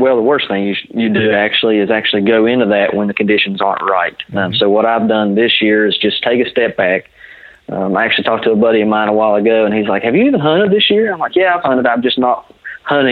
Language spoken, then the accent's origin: English; West Virginia, United States; I'm actually from West Virginia, not from Ohio